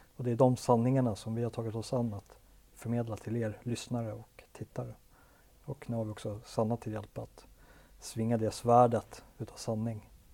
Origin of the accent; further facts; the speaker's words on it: Sweden; i Sverige än när jag själv växte upp på åttiotalet